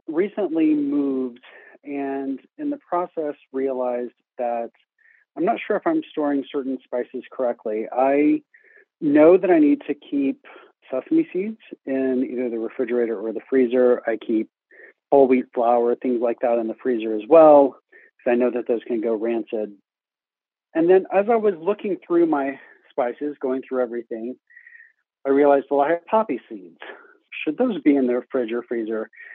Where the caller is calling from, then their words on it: Lost River, West Virginia, United States; I'm calling from Lost River, West Virginia